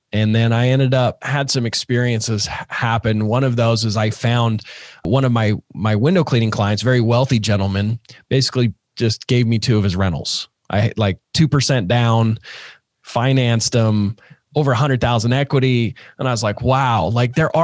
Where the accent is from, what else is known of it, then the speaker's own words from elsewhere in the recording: Utah, United States; I grew up in Utah. I'm still here in Utah